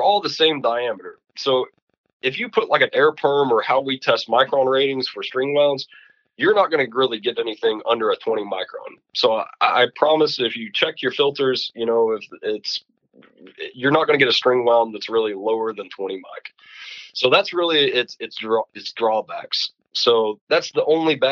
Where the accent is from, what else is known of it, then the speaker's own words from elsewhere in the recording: Kentucky, United States; where I grew up was in Kentucky next to the carbon plant for Calgon